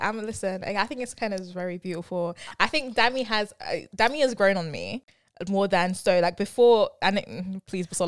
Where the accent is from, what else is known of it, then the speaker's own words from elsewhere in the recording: London, United Kingdom; I'm definitely from London